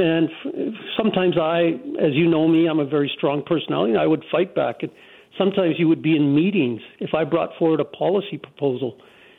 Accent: Canada; also born or lived in Doha, Qatar; born and raised in Canada, a person of color

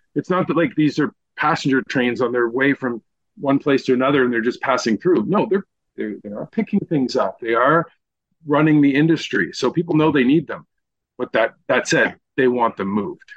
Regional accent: Eastern Townships, Quebec, Canada; I'm from the Eastern Townships. You know, my dad was born in Sherbrooke

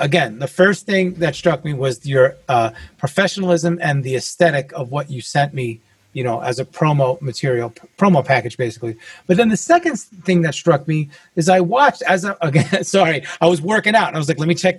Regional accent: New York, United States; I'm from New York originally, but I've had over 30 physical addresses.

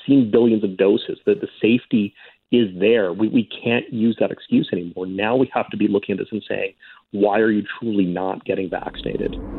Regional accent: Saskatoon, Saskatchewan, Canada; I grew up in Saskatoon

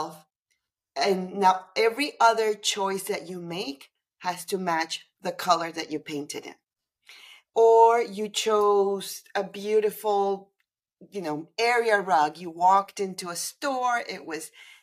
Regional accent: Panama City, Panama; moved away as an adult; now in Toronto, Canada; I'm originally from Panama City, Panama

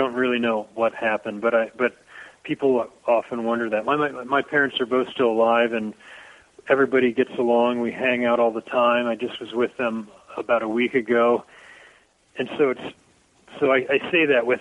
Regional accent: Dayton, Ohio, United States; now in Livingston, United States; where I grew up. I mean, Ohio, Dayton

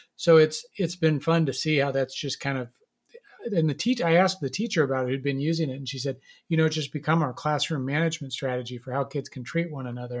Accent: Nebraska, United States; I grew up in Nebraska

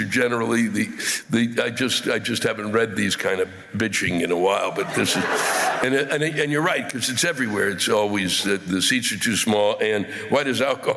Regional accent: Maryland, United States; the state I was born in, Maryland

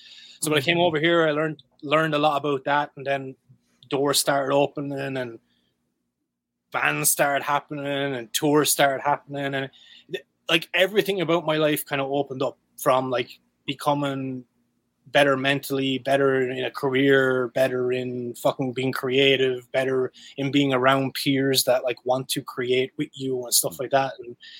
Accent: Ireland; yeah, I'm Irish, I'm allowed to actually have a drink.

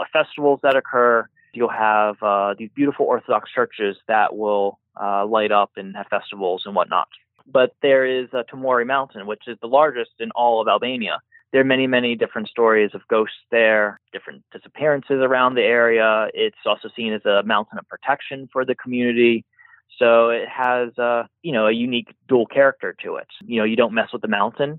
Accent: United States; moved away; I'm their American

